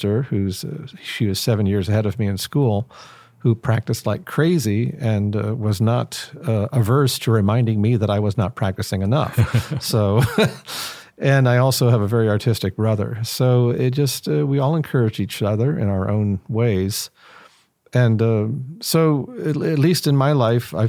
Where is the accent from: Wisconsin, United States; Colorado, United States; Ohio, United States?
Ohio, United States; Canton; also born or lived in Rochester, New York; now in Cleveland, United States; I grew up in Stark County, Ohio. That's Canton, Ohio, essentially